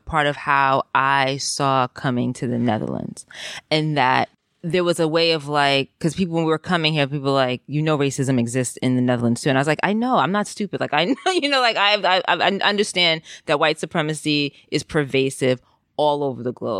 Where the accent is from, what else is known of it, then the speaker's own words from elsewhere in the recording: Jamaica; think was part of my childhood as being raised in a Caribbean community, is like, we're not Americans. We are Jamaican and we are here.